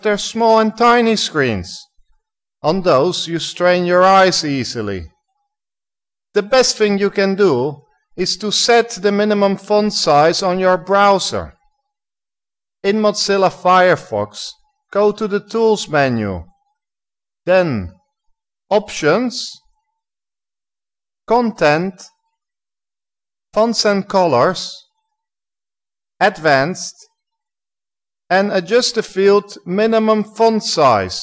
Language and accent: English; Netherlands; now in Egypt; I am originally from Holland